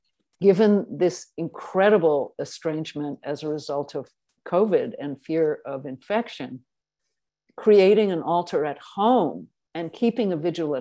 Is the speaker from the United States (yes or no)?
no; England, United Kingdom; also born or lived in South Africa; I was born in South Africa and raised in England